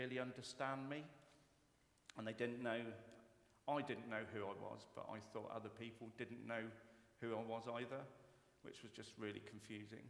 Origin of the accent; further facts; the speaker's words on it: Yeovil, South West England, United Kingdom; I'm originally from Yeovil in Somerset.